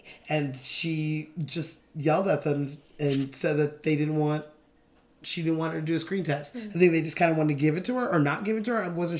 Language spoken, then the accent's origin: English; Los Angeles, California, United States; born or raised there